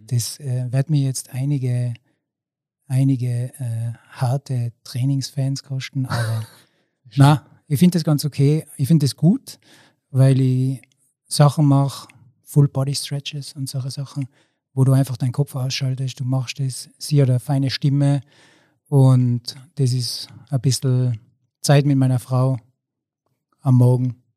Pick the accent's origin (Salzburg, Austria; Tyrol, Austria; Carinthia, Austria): Tyrol, Austria; Zillertal; Ich bin 38 Jahre und komme aus dem Zillertal